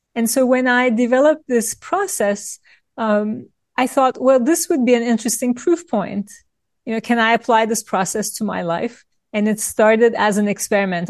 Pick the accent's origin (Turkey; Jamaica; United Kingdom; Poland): Turkey; moved away; I grew up in Turkey in a family of lawyers